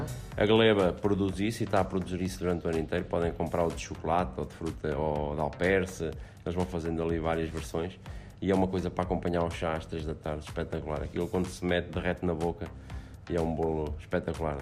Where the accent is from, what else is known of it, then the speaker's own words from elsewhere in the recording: Aveiro, Centro, Portugal; also born or lived in Celorico de Basto; como eu venho de Aveiro